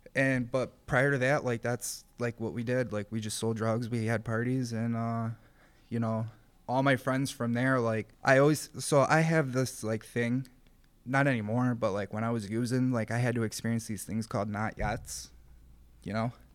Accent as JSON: {"language": "English", "town": "Rochester", "region": "New York", "country": "United States", "tie": "born or raised there", "said": "I grew up in the city of Rochester"}